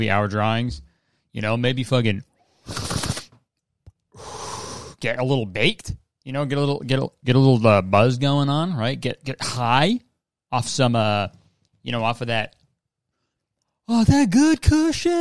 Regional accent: Hamilton, Ontario, Canada; Hamilton is my hometown. I grew up there

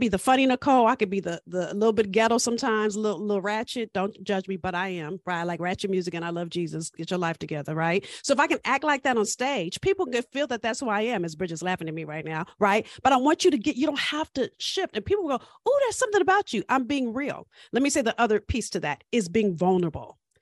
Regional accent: Los Angeles, California, United States; I'm from South Central L

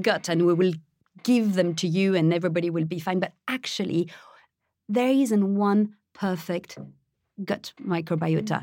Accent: Paris, Île-de-France, France; moved away; I was born in France, I was raised in Paris

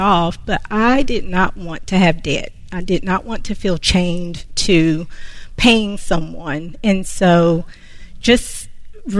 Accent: Concord, North Carolina, United States; I am from Concord, North Carolina

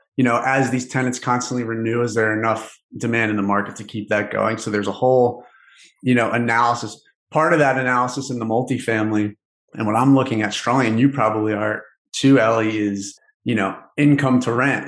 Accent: Philadelphia, Pennsylvania, United States; I'm from Philadelphia

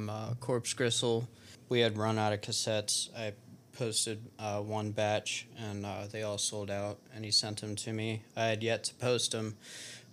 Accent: Festus, Missouri, United States; also born or lived in Arkansas; I actually grew up in Jefferson County

